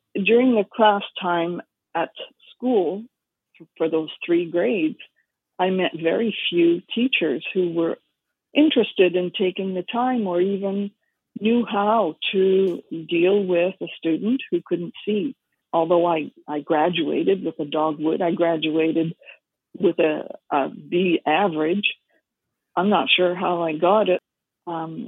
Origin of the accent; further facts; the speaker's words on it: Surrey, British Columbia, Canada; also born or lived in Montreal / Vancouver; We lived in Surrey at the time